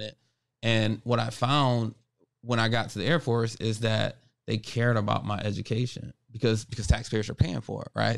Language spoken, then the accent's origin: English; Buffalo, New York, United States; growing up here in Buffalo, that is what really made me who I am today